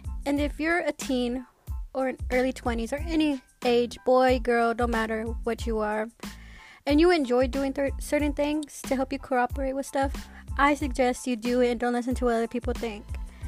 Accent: Texas, United States; I'm from Texas and I'm 18

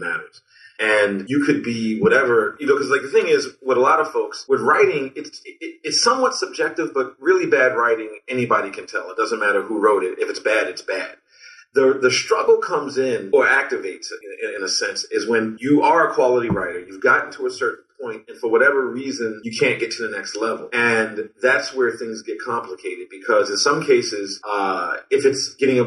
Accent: Baltimore, Maryland, United States; growing up in Baltimore

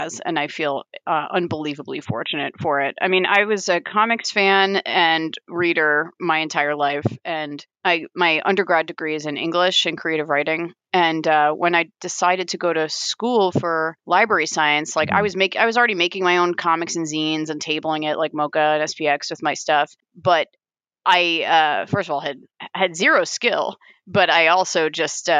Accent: Long Island, New York, United States; moved away as an adult; also born or lived in Vermont; now in Columbus, Ohio, United States; I grew up on Long Island

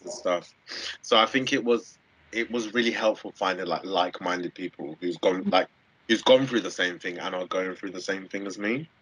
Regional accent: London, United Kingdom; moved away as an adult; now in Southampton, United Kingdom; I grew up in Southeast London

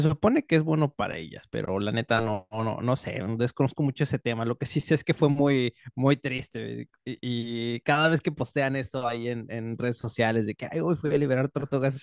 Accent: Mexico; accent: Mexican

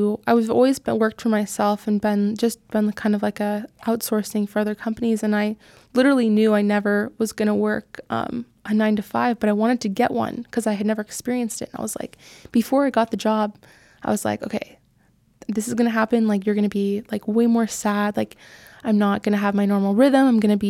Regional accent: California, United States; Orange County.

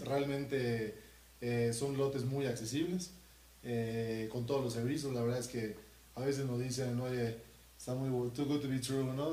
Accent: Mérida, Yucatán, Mexico; yo soy de Mérida

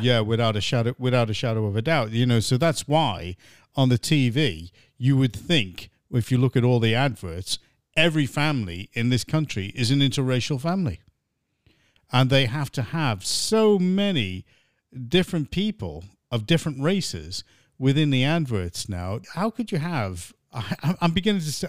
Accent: United States; now in England; grew up in America, I was like one of the only white kids in the classes

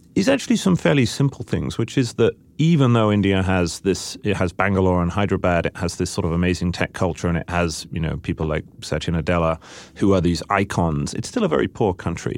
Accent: United Kingdom; I'm a Brit

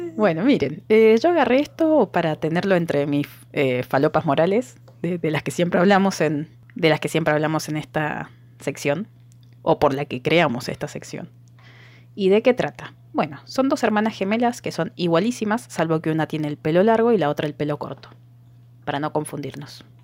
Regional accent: Argentina; Yo soy de otra provincia

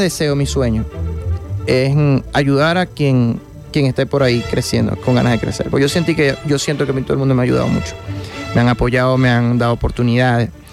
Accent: Guanare, Portuguesa, Venezuela; que somos guanareños son mi mamá, mi hermano y yo

